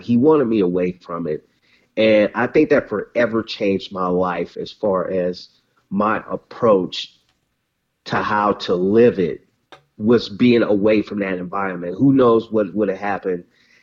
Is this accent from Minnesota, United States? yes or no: no; Mobile, Alabama, United States; moved away as an adult; now in Compton, United States; raised in Mobile, Alabama